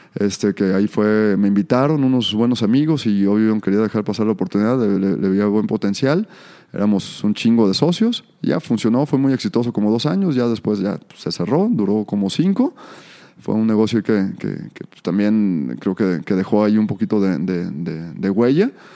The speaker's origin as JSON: {"language": "Spanish", "town": "Tala", "region": "Jalisco", "country": "Mexico", "tie": "born or raised there", "moved": "as an adult", "said": "nací en Tala, me vine a estudiar la universidad por acá"}